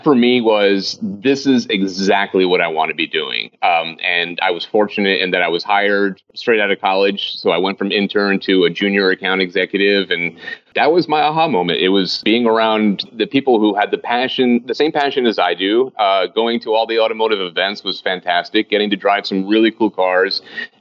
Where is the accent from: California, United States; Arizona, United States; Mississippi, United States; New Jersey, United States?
New Jersey, United States; I grew up in New Jersey in that car